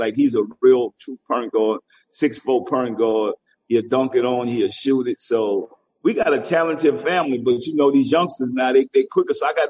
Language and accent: English; the South, United States; You know, I'm from the South.